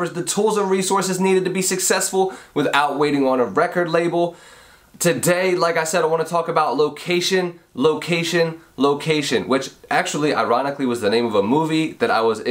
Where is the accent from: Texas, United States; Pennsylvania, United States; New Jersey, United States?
Pennsylvania, United States; Audubon; I'm from right outside of Philadelphia in Pennsylvania. It's a little town called Audubon